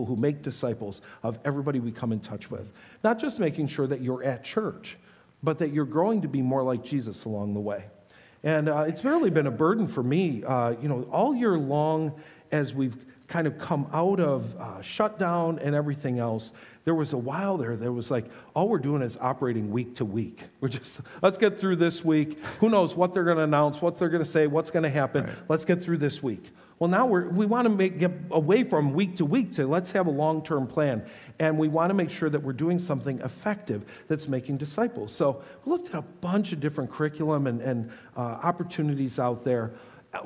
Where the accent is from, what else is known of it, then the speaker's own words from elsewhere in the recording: Buffalo, New York, United States; I've been a Bills fan all my life growing up in Buffalo